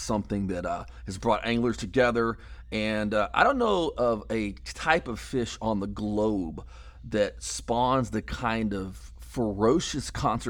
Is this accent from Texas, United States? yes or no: yes; Texas, United States; born or raised there